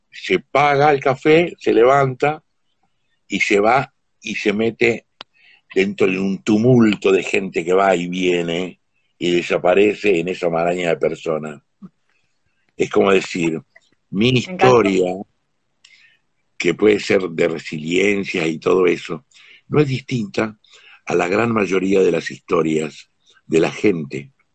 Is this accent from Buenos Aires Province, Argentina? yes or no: no; Huachipas, Salta, Argentina; yo nací en un pueblo en Salta, eh, que se llama Huachipas